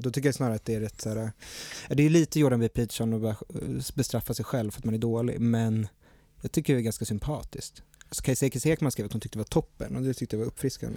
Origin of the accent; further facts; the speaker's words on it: Stockholm, Stockholm County, Sweden; Jag är uppvuxen på Söder